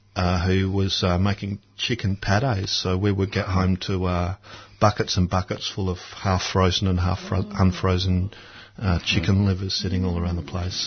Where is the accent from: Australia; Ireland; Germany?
Australia; Adelaide, South Australia; I grew up in Adelaide, and that's a city that doesn't have much to recommend it